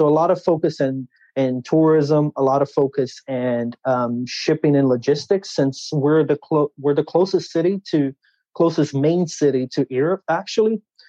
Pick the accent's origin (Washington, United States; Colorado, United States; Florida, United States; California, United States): Florida, United States; also born or lived in Orlando / Tampa; now in Fortaleza, Brazil; I was born in Brazil, Fortaleza, where I'm currently right now. But a little bit about my background. I moved with my family when I was 6 years old to the United States. And we originally moved to Orlando, Florida, and then we moved to Tampa, Florida.